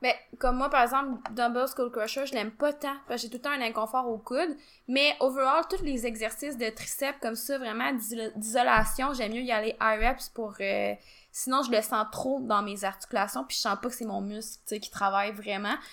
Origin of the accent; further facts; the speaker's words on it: Quebec, Canada; nous, on est du Québec